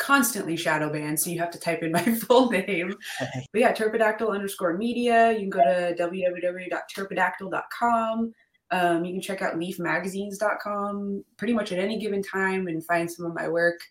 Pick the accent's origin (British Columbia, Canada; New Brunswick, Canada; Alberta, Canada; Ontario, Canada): Alberta, Canada; Calgary; moved away; also born or lived in Regina, Saskatchewan; I was born in Regina, Saskatchewan, but then I grew up in like Calgary, Alberta